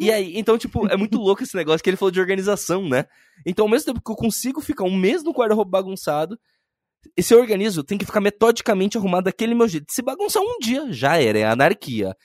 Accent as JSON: {"language": "Portuguese", "town": "Curitiba", "region": "Paraná", "country": "Brazil", "tie": "born or raised there", "also_born_or_lived": "Bahia", "said": "eu sou baiano, só que fui criado em Curitiba"}